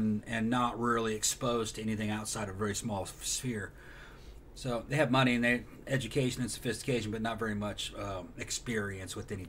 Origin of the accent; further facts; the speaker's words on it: Brazil; now in Orlando, United States; I grew up partially in Brazil